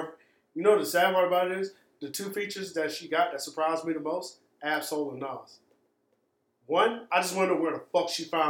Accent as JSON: {"language": "English", "region": "Florida", "country": "United States", "said": "I'm from Duval."}